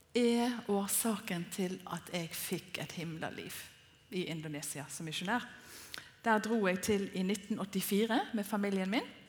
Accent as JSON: {"language": "Norwegian", "town": "Bergen", "region": "Vestland", "country": "Norway", "moved": "as an adult", "said": "den bydamen som jeg er fra Bergen"}